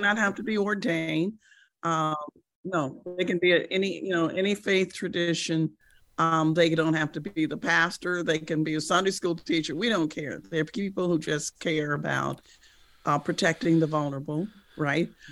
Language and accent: English; United States; as an American